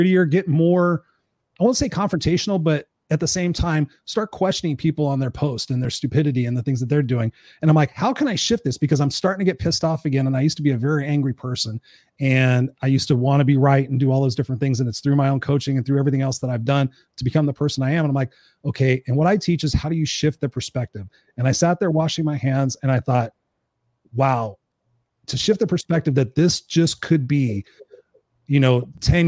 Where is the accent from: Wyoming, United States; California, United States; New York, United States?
California, United States; Inglewood; I grew up in Inglewood